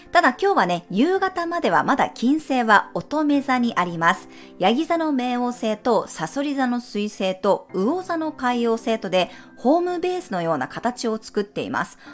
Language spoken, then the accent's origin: Japanese; Japan; moved away as an adult; also born or lived in United States / Mexico